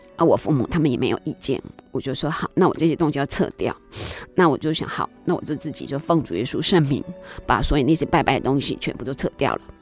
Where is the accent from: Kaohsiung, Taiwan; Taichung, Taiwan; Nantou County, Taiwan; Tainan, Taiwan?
Kaohsiung, Taiwan; 我记得我那时候小时候是住在那个内门。 高雄内门，嗯哼。那是没有水，没有电，那个民国， 我出生， 我是五十五年次的嘛